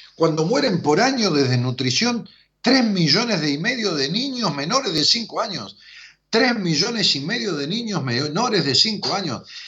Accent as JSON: {"language": "Spanish", "country": "Argentina", "said": "los argentinos, melancólicos, dramáticos, que nunca salimos de la historia"}